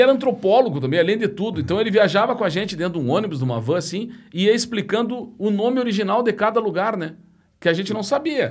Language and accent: Portuguese; Alegrete, Rio Grande do Sul, Brazil; also born or lived in Santa Maria; now in Porto Alegre, Brazil; Eu saí do Alegrete de trem. Sim. Eu vim para Porto Alegre de trem.